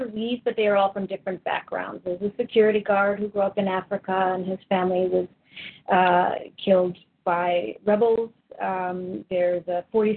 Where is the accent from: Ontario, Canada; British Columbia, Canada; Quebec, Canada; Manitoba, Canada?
British Columbia, Canada; Vancouver; moved away as an adult; also born or lived in Kenosha, Wisconsin / Los Angeles; now in Toronto, Canada; I'm originally from Vancouver. I lived there for most of my life